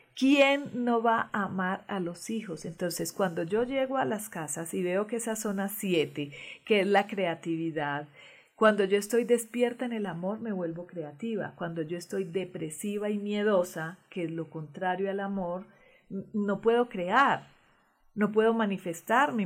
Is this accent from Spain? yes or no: no; Colombia; moved away; en todos mis documentos colombianos dice nacida en Venus, Colombia